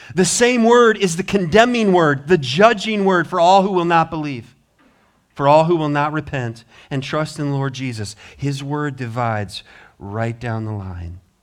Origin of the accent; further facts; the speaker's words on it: Montana, United States; moved away; I'm from Montana